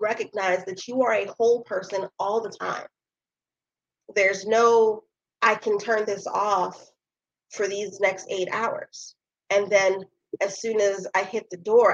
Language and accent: English; New York City, New York, United States; I'm still from Brooklyn